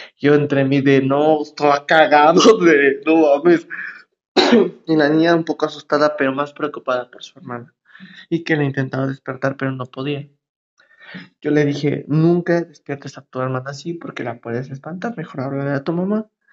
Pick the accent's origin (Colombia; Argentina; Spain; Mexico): Mexico; State of Mexico; Yo soy del Estado de México. Todo el mundo nos dice chilangos, pero en sí somos mexiquenses, porque no somos de la ciudad.